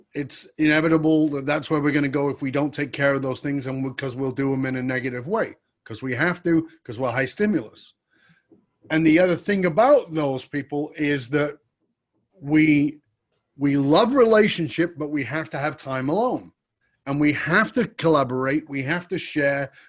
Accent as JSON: {"language": "English", "country": "United Kingdom", "tie": "born or raised there", "said": "I was born in Northern England"}